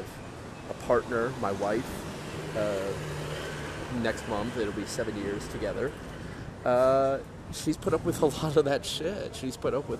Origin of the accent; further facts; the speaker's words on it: United States; first language English; moved away; And I'm an American citizen.